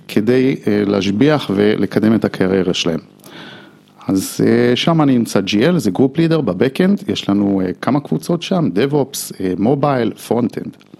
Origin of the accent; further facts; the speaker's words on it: United States; Hebrew is a second language; now in Israel; אני אה, אמריקאי